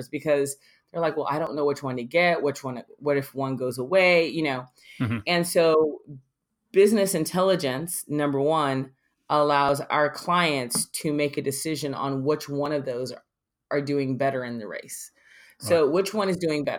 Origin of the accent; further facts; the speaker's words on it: Miami, Florida, United States; I was born in Miami